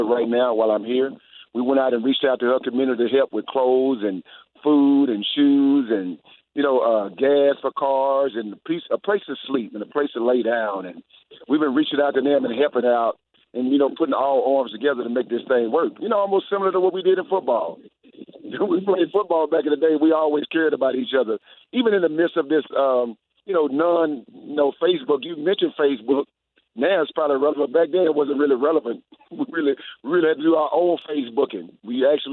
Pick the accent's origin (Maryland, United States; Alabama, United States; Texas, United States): Texas, United States; Houston; also born or lived in Winnipeg; now in Atlanta, United States; Today, I'm in Houston, my hometown. I've been in Atlanta for the last 20 years